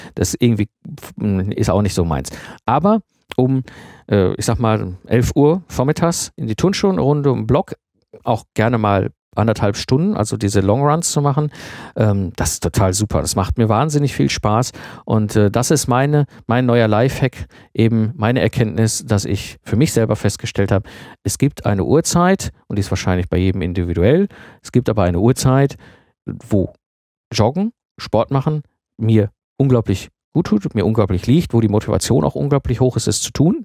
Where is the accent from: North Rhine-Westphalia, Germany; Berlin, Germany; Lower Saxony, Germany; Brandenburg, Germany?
North Rhine-Westphalia, Germany; Ruhr area; ich komme aus dem Ruhrpott